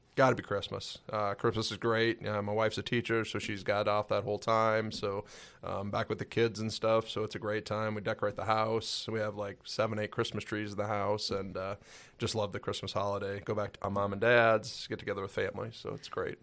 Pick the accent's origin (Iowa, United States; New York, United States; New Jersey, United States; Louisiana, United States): Iowa, United States; Cedar Rapids; also born or lived in Albert Lea, Minnesota; moved to Cedar Rapids, Iowa. So, Cedar Rapids area is where I, uh, graduated high school from